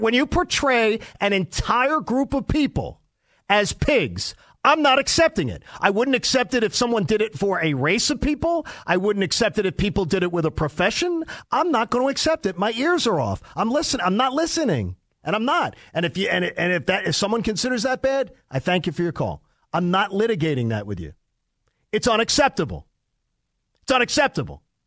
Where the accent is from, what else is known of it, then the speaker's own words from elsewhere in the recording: Delaware County, Pennsylvania, United States; I'm from Delaware County, which is exactly where Upper Darby is